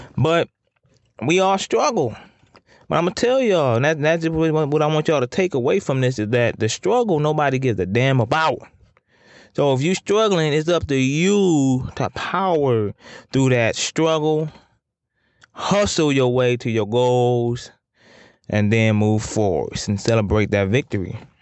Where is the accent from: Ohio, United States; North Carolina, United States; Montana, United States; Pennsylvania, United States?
Ohio, United States; Toledo; I'm from Toledo, the four one nine